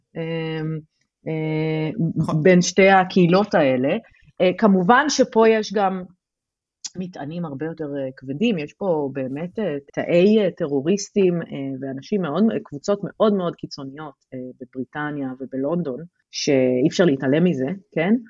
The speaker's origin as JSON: {"language": "Hebrew", "town": "Tel Aviv-Yafo", "region": "Tel Aviv District", "country": "Israel", "tie": "born or raised there", "moved": "as an adult", "said": "אני גדלתי ביפו"}